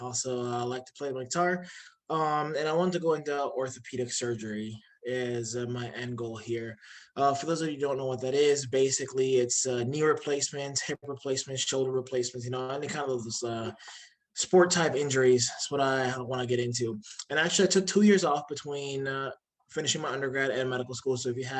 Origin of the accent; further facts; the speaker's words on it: Palatine, Illinois, United States; I am from Palatine, Illinois, so I'm sure you all know where that is, about 30-ish minutes from West Chicago.